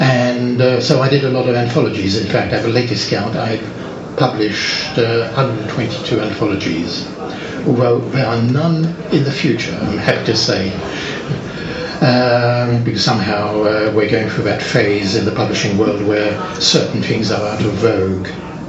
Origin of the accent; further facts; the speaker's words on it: France; now in Barnet, United Kingdom; I was brought up in France, as my parents set up business there, and I lived in France, and actually have never been to school in England